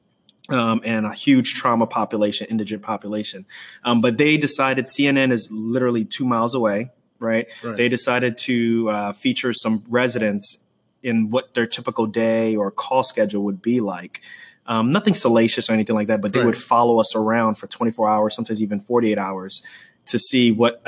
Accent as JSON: {"language": "English", "town": "New York City", "region": "New York", "country": "United States", "tie": "born or raised there", "said": "I grew up in Queens, New York."}